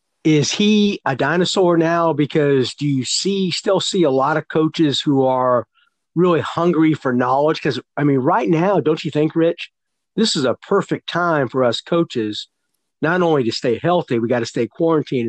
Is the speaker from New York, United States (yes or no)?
no; Santa Clara, California, United States; at Santa Clara University, where I grew up in California